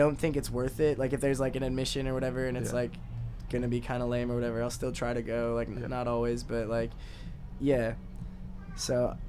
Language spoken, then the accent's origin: English; Appleton, Wisconsin, United States; moved away as an adult; also born or lived in Chicago; now in Hong Kong; I was born and raised in Appleton, so I gotta. Yeah. But yeah, so I was living in I lived in Chicago for 5 years